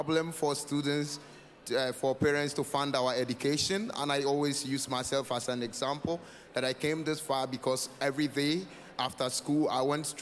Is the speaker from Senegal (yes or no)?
no; northern Ghana, Ghana; I'm from northern Ghana